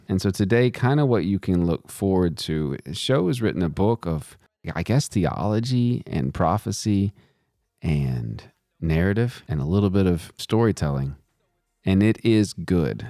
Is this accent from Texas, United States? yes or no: yes; Texas, United States; the community I grew up in Texas